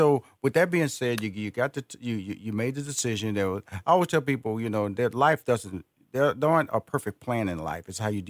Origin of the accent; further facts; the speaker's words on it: Houston, Texas, United States; I was born and raised in Houston, Texas, which is Fifth Ward, is the community that I was born in.